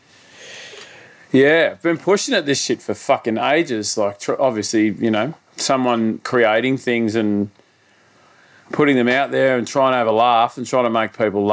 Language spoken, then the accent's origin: English; Sydney, New South Wales, Australia; I grew up out in northwestern Sydney.